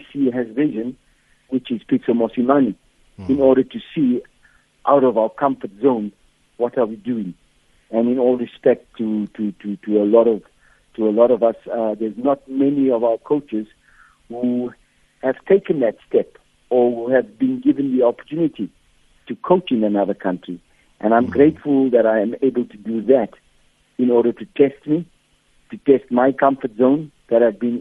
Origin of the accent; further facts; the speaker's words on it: South Africa; as a South African